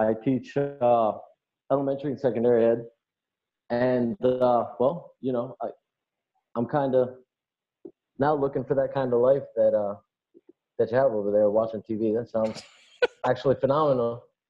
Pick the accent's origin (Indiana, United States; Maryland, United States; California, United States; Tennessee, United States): Maryland, United States; Baltimore; Now I'm from Baltimore